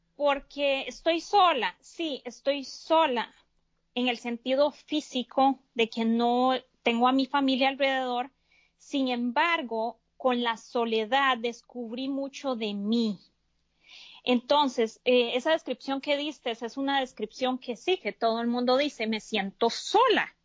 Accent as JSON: {"language": "Spanish", "country": "Costa Rica", "moved": "yes", "lives_now": "United States", "said": "yo soy de Costa Rica, vivo en Estados Unidos"}